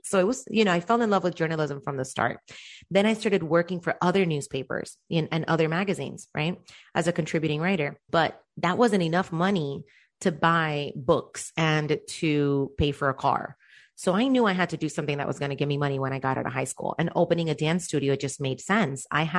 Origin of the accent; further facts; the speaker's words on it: Cuba; born there; I was born in Cuba.